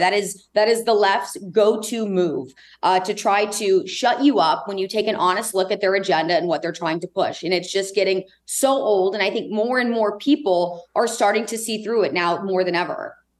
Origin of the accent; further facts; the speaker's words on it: Indianapolis, Indiana, United States; growing up in Indianapolis